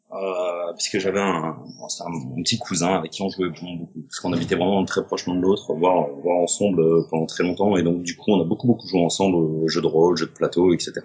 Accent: Avignon, Provence-Alpes-Côte d'Azur, France; now in Aix-en-Provence, France; Je suis d'Avignon originairement, et puis j'ai fait mes études à Aix, en fait. Et là, ça fait 22-23 bah, ans que je suis sur Aix

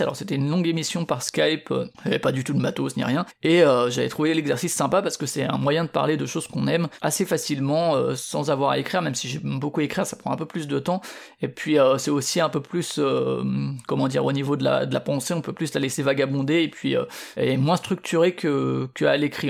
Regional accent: Paris region, Île-de-France, France; moved away; also born or lived in Strasbourg; moi je viens de Paris, de la région parisienne disons

